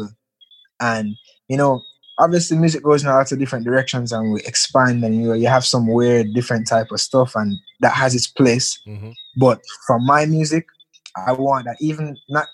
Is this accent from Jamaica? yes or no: yes; Jamaica; me as a Jamaican